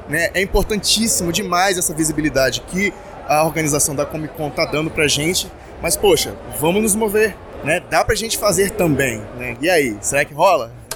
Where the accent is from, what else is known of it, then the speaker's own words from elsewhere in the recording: Espírito Santo, Brazil; eu sou do Espírito Santo